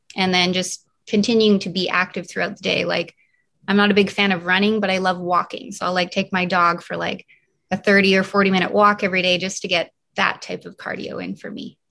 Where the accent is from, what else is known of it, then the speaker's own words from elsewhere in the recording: Canada; moved away; also born or lived in New York City; I am originally from Canada